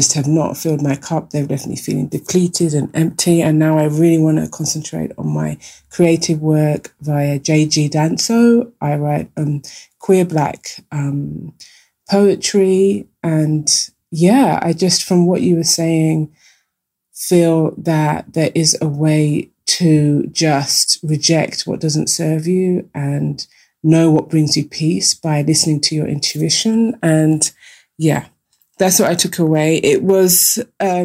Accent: London, United Kingdom; moved away as an adult; now in Vienna, Austria; I'm a Londoner from, grew up in Tower Hamlets

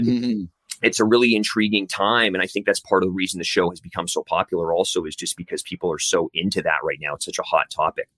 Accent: Canada; also born or lived in Vancouver; We're two Canadian dudes

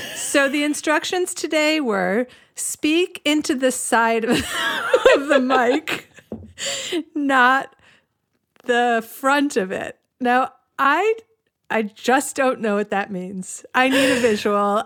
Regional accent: United States; now in Cleveland, United States; I grew up on the Long Island Sound

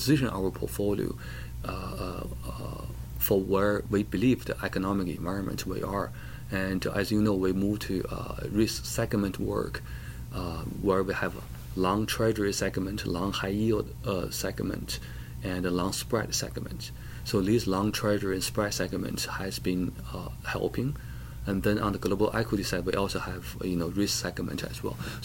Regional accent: China; now in United States; I was born in China.

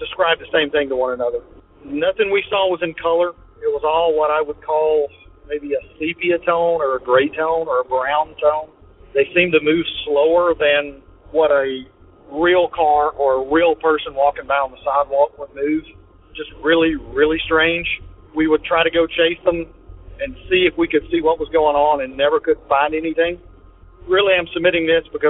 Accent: Tennessee, United States; from Tennessee

